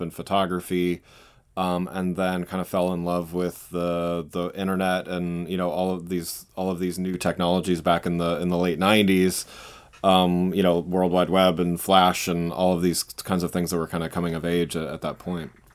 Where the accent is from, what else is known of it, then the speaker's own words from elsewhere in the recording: Reading, Pennsylvania, United States; moved away as an adult; also born or lived in Southwest Michigan; now in Washington, DC, United States; I grew up, um, out, outside Philadelphia, um, in a town called Reading, Pennsylvania